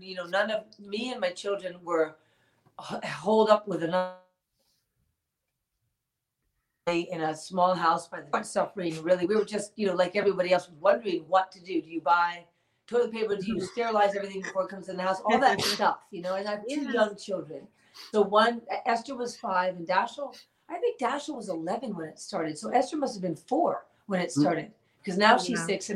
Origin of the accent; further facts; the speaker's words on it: New York City, New York, United States; I grew up born and raised in New York City